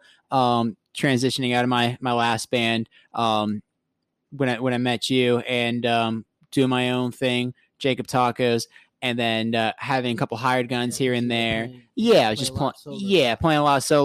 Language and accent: English; South Florida, United States; growing up in South Florida